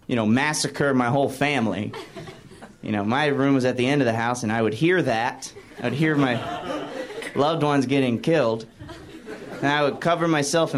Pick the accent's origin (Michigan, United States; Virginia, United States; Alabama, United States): Alabama, United States; now in Los Angeles, United States; I'm from Alabama. I live in L.A. now